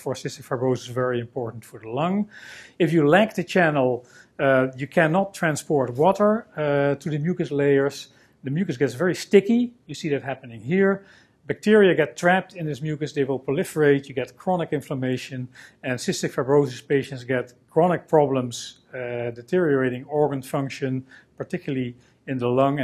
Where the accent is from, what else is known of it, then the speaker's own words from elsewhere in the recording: Netherlands; I'm a scientist from the Netherlands